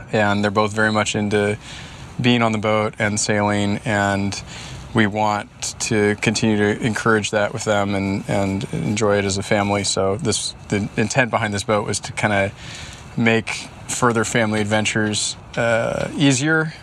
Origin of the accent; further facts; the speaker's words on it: Bainbridge Island, Washington, United States; also born or lived in Girona, Spain; straight west of us is Bainbridge Island, my hometown